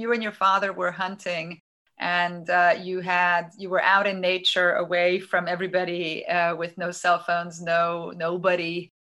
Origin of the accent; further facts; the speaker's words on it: Transylvania, Romania; I grew up in Romania. I went to a Hungarian school